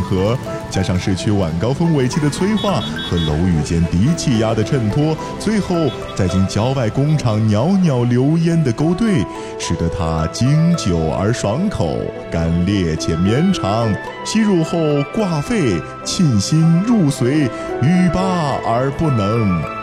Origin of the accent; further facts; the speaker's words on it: China; 我们中国人从小你在学习历史书的过程当中啊，是经常会涉及的